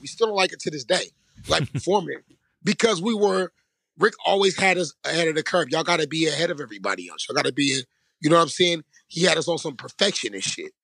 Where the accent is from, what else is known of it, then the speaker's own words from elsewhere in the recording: Vallejo, California, United States; I'm from Vallejo. We all from the same city